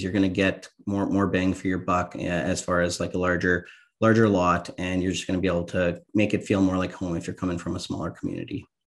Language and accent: English; rural Saskatchewan, Canada; now in Pilot Butte, Canada; I actually ah, grew up in uh, rural Saskatchewan. So I grew up in a community of about 250 people